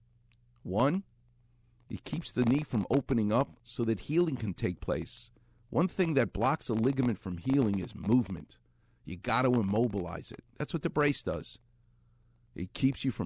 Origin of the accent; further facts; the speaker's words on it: New York, United States; now in Los Angeles, United States; He and I grew up together in New York